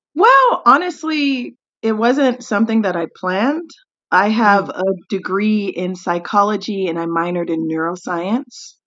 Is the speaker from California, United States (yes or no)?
no; Tennessee, United States; moved away as an adult; also born or lived in Nashville metro area; now in South Korea; I am from Tennessee, USA